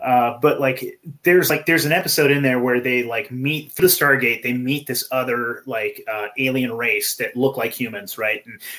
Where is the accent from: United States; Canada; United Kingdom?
United States; California; I was born in California. I was raised in California, I think.